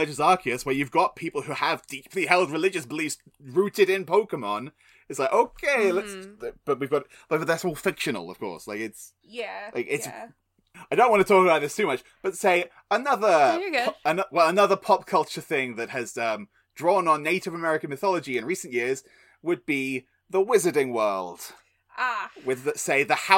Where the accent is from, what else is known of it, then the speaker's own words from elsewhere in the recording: England, United Kingdom; I'm English